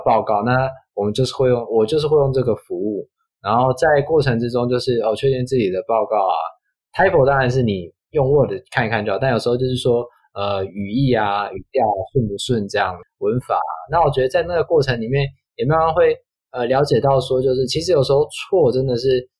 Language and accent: Chinese; Taiwan; 我们台湾